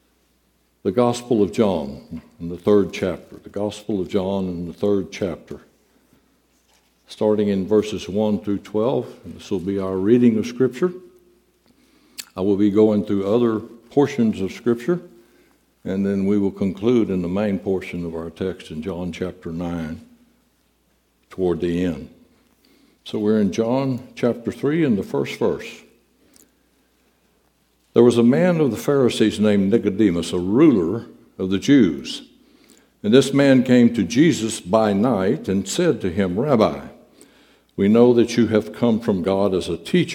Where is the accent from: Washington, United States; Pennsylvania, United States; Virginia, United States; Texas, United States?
Texas, United States; Southeast; when we were youngsters growing up in Southeast Texas